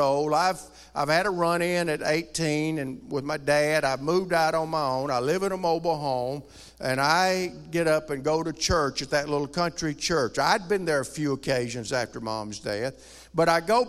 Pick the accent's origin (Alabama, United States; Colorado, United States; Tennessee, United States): Alabama, United States; rural; moved away; also born or lived in Ohio; I grew up in rural Alabama.